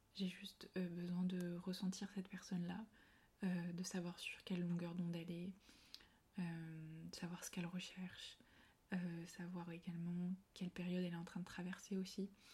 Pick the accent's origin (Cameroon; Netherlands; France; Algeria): France; Puy-de-Dôme, Auvergne-Rhône-Alpes; moved away as an adult; also born or lived in Paris; je suis revenue vivre voilà, chez moi, dans le Puy-Dôme